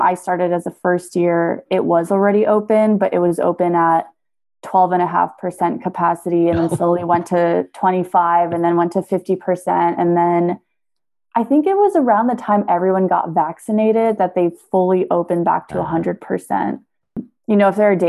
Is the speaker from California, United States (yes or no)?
yes; San Francisco, California, United States; also born or lived in Hawaii; So I was born in Hawaii and then we moved to San Francisco when I was two.